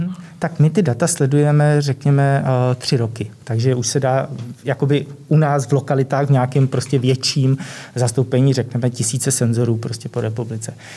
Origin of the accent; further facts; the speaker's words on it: Vysočina Region, Czechia; nižší polohy na Vysočině, odkud pocházím